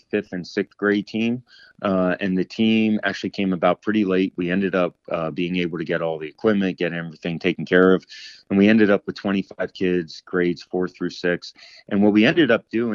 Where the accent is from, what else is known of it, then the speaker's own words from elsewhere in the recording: Annville, Pennsylvania, United States; growing up in Annville